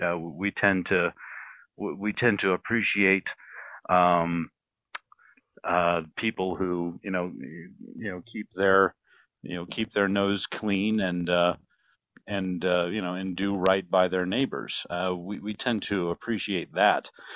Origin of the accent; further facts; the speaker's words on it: Wyoming, United States; moved away as an adult; also born or lived in Tallahassee, Florida; I was raised in Wyoming